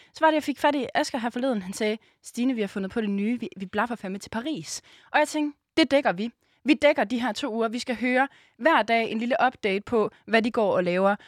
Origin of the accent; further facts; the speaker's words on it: Aarhus, Central Denmark Region, Denmark; moved away as an adult; now in Copenhagen, Denmark; lever vi jo lidt nomadetilværelsen her i København, fordi vi er jo egentlig fra Aarhus